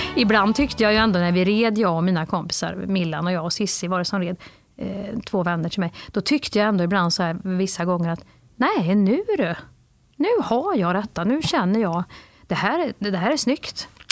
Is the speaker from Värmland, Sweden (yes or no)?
yes; Värmland, Sweden; moved away; när jag var liten i Värmland